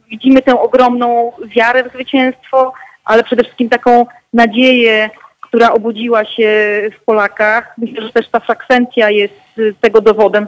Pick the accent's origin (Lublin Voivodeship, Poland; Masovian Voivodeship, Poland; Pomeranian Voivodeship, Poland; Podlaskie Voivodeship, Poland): Pomeranian Voivodeship, Poland; Gdańsk; z mojego rodzinnego miasta, gdzie głosowałam rano w Gdańsku